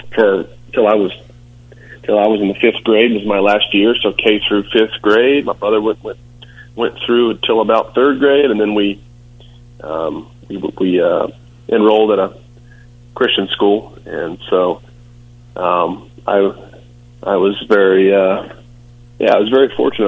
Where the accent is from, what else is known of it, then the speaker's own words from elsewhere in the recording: Rock Hill, South Carolina, United States; I'm from Rock Hill. It's a small town south of Charlotte, under the border um, in South Carolina